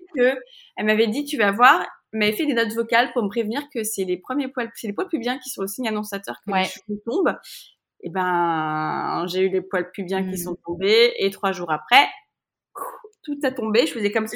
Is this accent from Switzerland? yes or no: no; France; nous, en tant que Français, qui avons la sécurité sociale